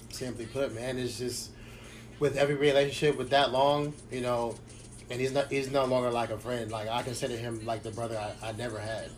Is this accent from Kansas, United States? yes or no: no; Long Beach, California, United States; I was born and raised in Long Beach.